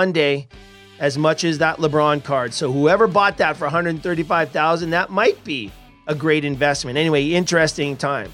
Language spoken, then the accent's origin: English; Edmonton, Alberta, Canada; I was a massive Montreal Canadiens fan growing up in Edmonton